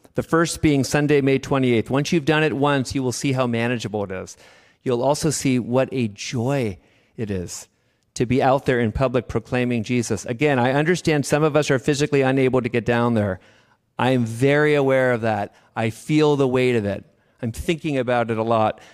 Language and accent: English; Davis, California, United States; I'm from Davis